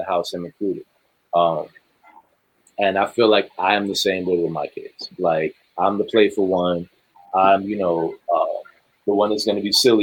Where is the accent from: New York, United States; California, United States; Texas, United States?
New York, United States; I'm from New York